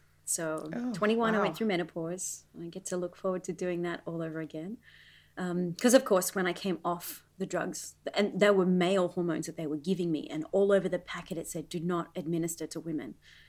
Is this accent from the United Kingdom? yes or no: no; Australia; now in Las Vegas, United States; and I got married, and of course, Australia wasn't home anymore. Las Vegas was home. But yes, I'm from Australia.